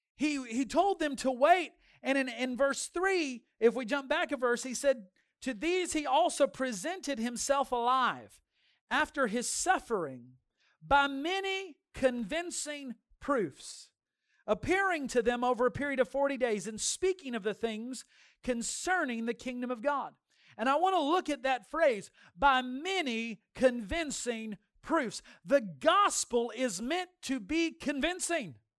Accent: Dinuba, California, United States; moved away; from Dainuba, my hometown

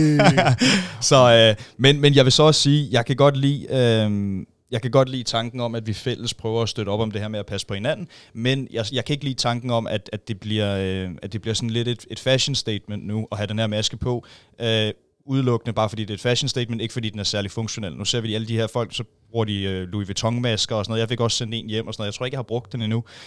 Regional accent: Roskilde, Zealand, Denmark; jeg er født og opvokset i Roskilde

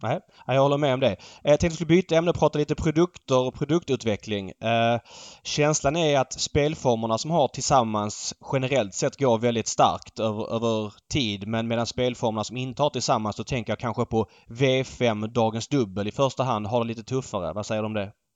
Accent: Stockholm, Stockholm County, Sweden; som stockholmare

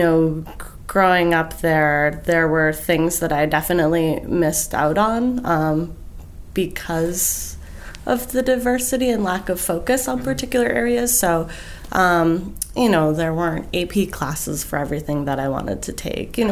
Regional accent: Brockton, Massachusetts, United States; moved away; I grew up in Brockton, Massachusetts, which is a town about 20 miles southeast of Boston

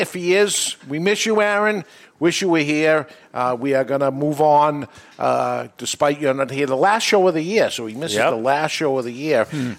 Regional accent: New England, United States; We're from New England

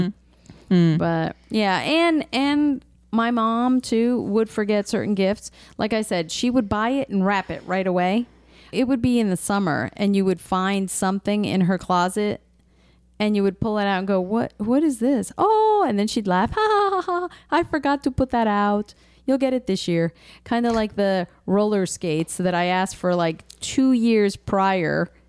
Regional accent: Galicia, Spain; I am from Galicia, Spain

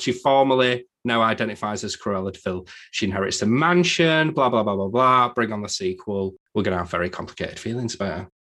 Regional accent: England, United Kingdom; I'm English

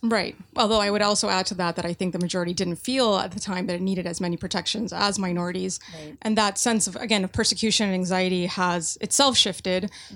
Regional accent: United States; an American Muslim

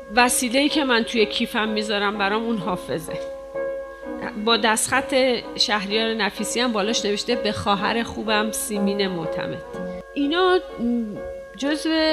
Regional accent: Tehran, Tehran Province, Iran; برادرم دنیا اومده بود و ما تازه مهاجرت کرده بودیم به شمرون من سه سالم هم شاید نشده بود

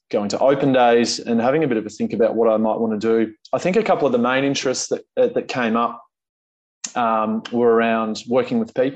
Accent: Bendigo, Victoria, Australia; now in Melbourne, Australia; I grew up in Bendigo, which is central Victoria, about 2 hours from Melbourne. Born there, completed all my schooling.

